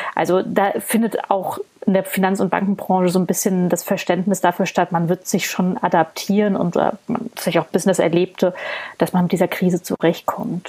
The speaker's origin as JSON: {"language": "German", "region": "Berlin", "country": "Germany", "said": "ich als Berlinerin"}